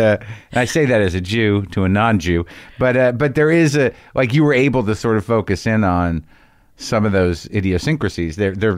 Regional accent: New Jersey, United States; Yeah, I didn't grow up around Chicago Jews, but I grew up around New Jersey Jews.

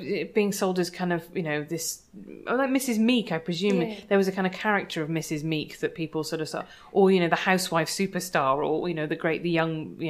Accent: Ireland; do you think that partly there's that to do with being Irish, is that that's just, we still are so locked into actually English literary culture

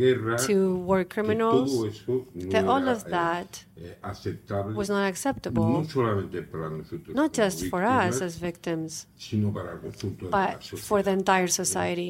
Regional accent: Spain; I grew up in Spain during the transition

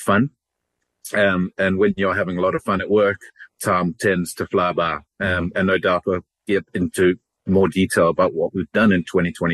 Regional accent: South Africa; moved away; Originally from South Africa. I'm sure most people can hear my accent and we'll pick that one out.

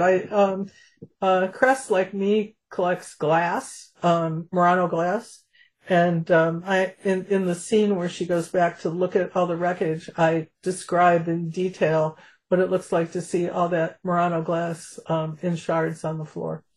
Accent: Chicago, Illinois, United States; also born or lived in Champaign, Illinois; I'm from Chicago

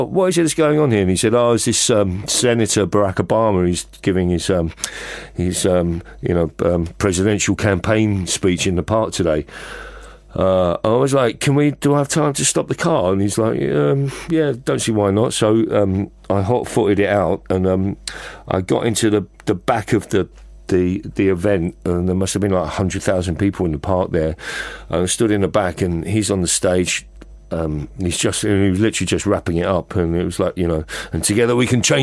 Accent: London, United Kingdom; moved away as an adult; also born or lived in Los Angeles; I feel a very strong sense of being a Londoner

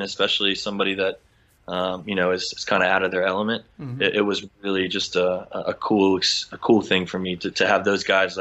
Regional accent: United States

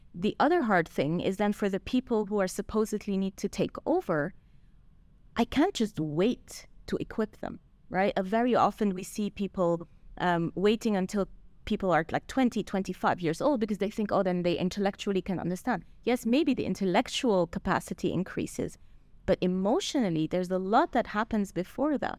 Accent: Switzerland; moved away; I grew up in Switzerland

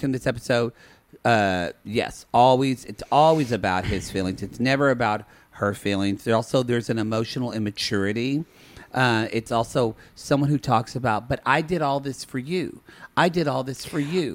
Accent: the South, United States; We're from the South

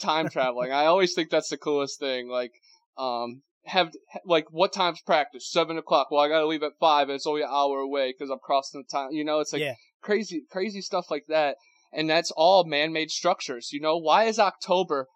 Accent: Ohio, United States; now in Florida, United States; I'm from Ohio, and now I live down in Florida

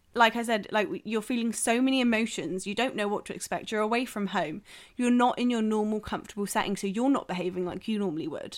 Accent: South West England, United Kingdom; moved away; I'm from the southwest

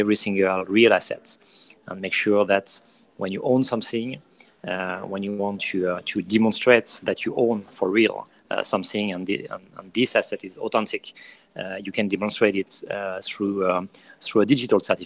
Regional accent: France; accent: French; English is a second language; moved away as an adult; now in New York, United States; I'm an entrepreneur, French entrepreneur, obviously. I think you hear that in my accent

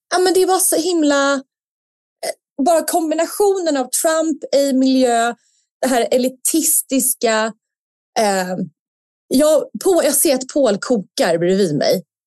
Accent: Sweden; som svensk

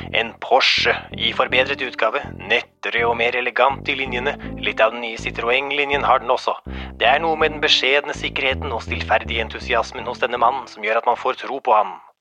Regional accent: Norway; Som nordmann

